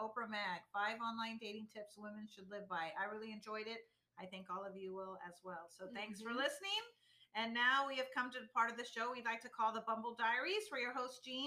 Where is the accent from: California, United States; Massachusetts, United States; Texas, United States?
Texas, United States; we're from Texas